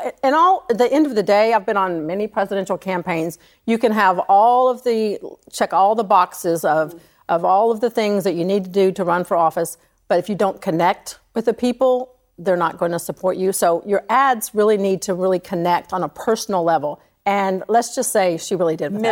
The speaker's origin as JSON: {"language": "English", "region": "Georgia", "country": "United States", "tie": "born or raised there", "said": "a red state in, in Georgia, my home state"}